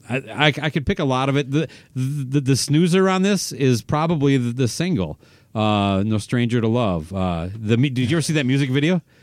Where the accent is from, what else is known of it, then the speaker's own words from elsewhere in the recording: Owatonna, Minnesota, United States; the drugstore in Owatonna, my hometown